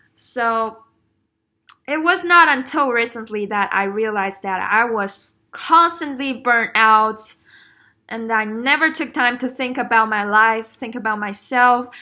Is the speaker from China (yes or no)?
yes; China; moved away as an adult; growing up in China is tough.